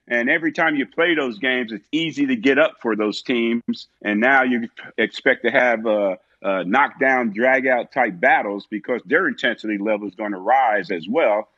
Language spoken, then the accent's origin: English; South River, New Jersey, United States; moved away; I'm from South River, New Jersey, twenty minutes down the turnpike